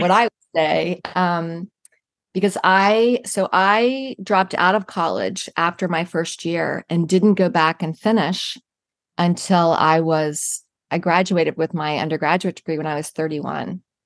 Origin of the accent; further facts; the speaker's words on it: Virginia, United States; now in Jacksonville, United States; I grew up in Virginia